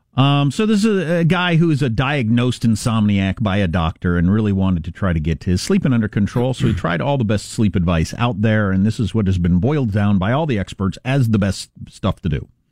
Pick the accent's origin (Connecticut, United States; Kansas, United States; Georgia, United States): Kansas, United States; That's my home state.